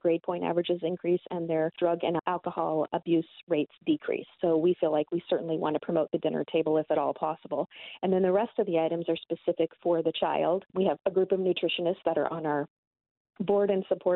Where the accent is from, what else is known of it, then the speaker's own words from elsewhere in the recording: Glendale, Arizona, United States; the neighborhood I grew up in over in Glendale